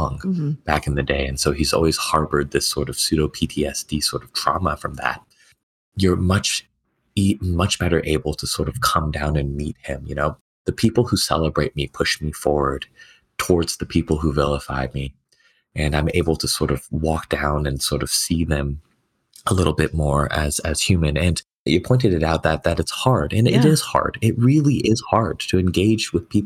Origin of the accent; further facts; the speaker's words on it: California, United States; also born or lived in Beijing, China; growing up in California around a lot of other Asian Americans